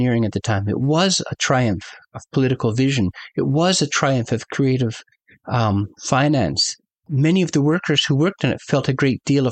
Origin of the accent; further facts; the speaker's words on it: Canada; as a Canadian